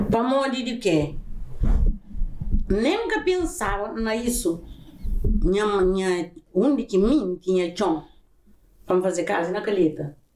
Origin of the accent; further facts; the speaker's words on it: Azores, Portugal; born there; Eu nasci na São Miguel.